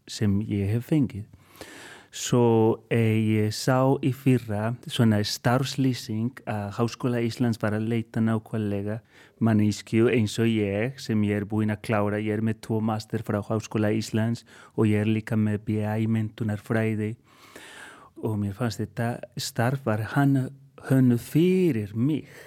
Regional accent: Colombia; Icelandic is a second language; now in Iceland; og ég er upprunalega frá Kolumbíu en er búinn að vera hér í 16 ár

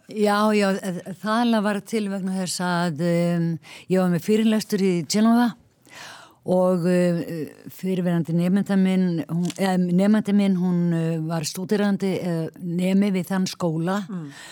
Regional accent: Ísafjörður, Westfjords, Iceland; moved away; also born or lived in Reykjavík; ég er frá Ísafjörði

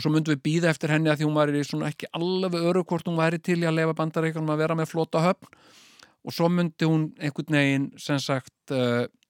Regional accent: Iceland

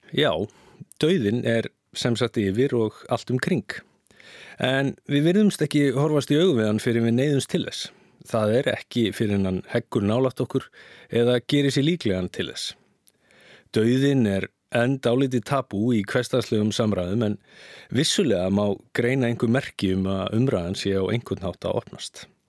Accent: Iceland; við Íslendingar höfum verið kristin þjóð

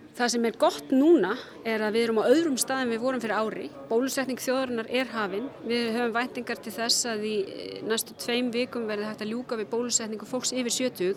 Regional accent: Iceland

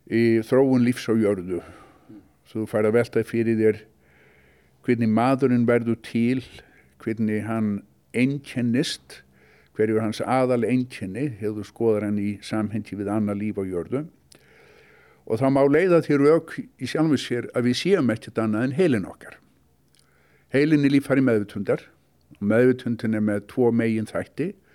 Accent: Reykjavík, Capital Region, Iceland; moved away as an adult; also born or lived in United States; ólst upp í Reykjavík

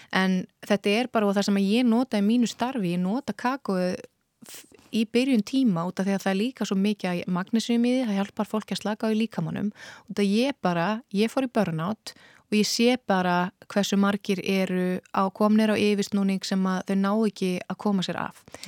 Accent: Iceland; við erum Íslendingar

